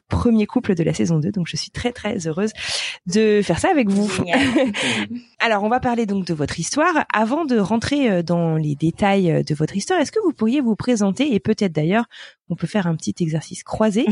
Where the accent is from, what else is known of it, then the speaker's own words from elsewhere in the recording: Brittany, France; Je suis bretonne moi-même